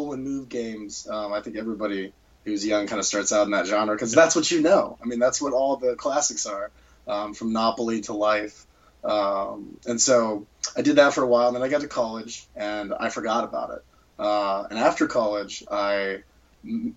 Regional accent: Charlottesville, Virginia, United States; I'm from Charlottesville, Virginia

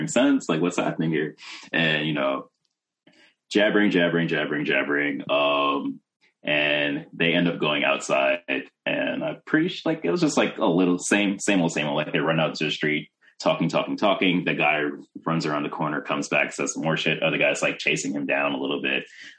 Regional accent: New York, United States; I'm from New York

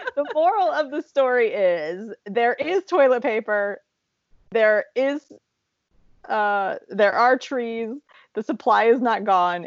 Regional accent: Appalachian Ohio, United States; moved away; you and I grew up in Appalachia, Ohio

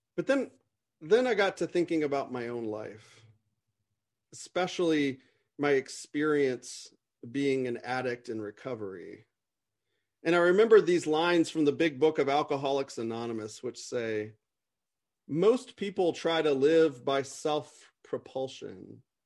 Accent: United States; as an American

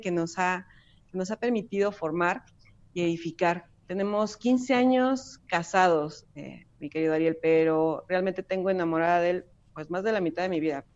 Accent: Mexico; also born or lived in Puebla; soy mexicana

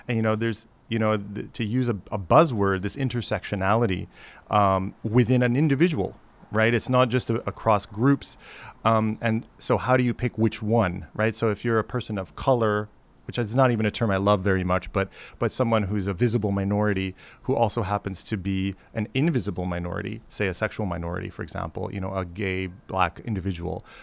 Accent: Chicago, Illinois, United States; moved away; also born or lived in Baltimore / Washington, D.C. / Honolulu; I grew up in Chicago

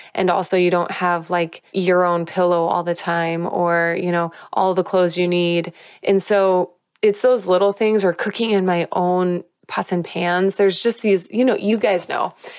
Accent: Whiting, Indiana, United States; moved away; growing up in Whiting, Indiana, I'm so proud and love my hometown and love my people

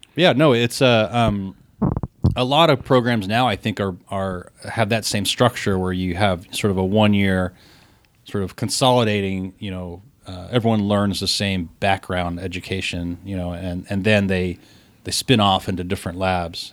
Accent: Columbus, United States; when I was a kid growing up in Columbus

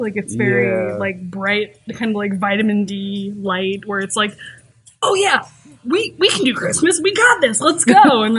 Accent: San Diego, California, United States; now in Ohio, United States; I grew up in San Diego

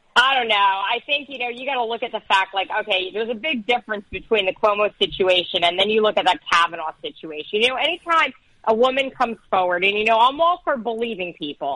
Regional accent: Teaneck, New Jersey, United States; I grew up in Teaneck

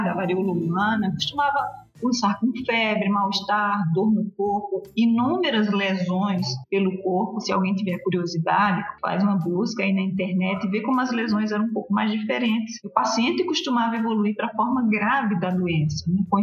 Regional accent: Paraíba, Brazil; moved away as an adult; now in Brasília, Brazil; eu sou infectologista, é, nascida e criada lá na Paraíba

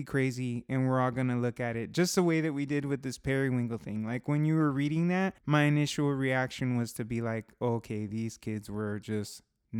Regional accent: Southern California, United States; Well, I'm from Southern California

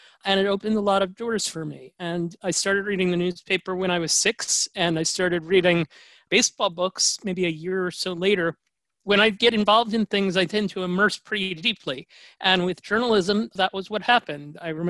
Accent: New York City, New York, United States; I grew up in New York City in the Upper East Side of Manhattan. I'm a product of the New York City public school system.

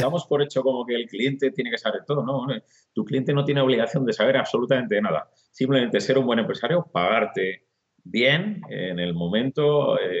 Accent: Burgos, Castile and León, Spain; soy un tío burgalés, ¿eh? orgulloso de mi, tierra

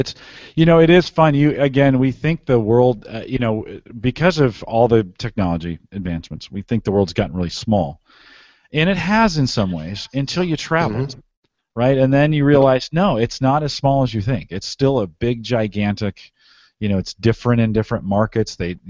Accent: Bellevue, Nebraska, United States; We're from Bellevue, Nebraska, but of course Omaha is a major center.

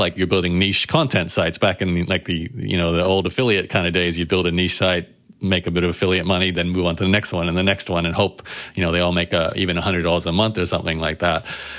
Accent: Brisbane, Queensland, Australia; I'm thinking back to my own experience growing up in Brisbane

